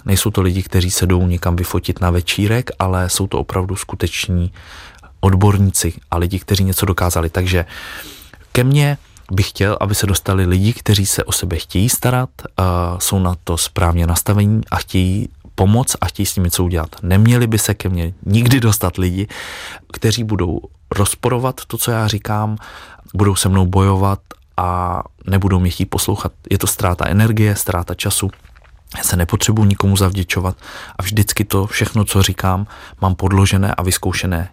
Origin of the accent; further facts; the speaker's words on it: Czechia; also born or lived in Dubai; jako Češi